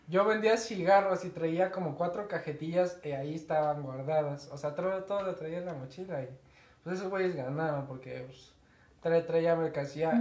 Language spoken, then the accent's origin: Spanish; Mexico; somos mexicanos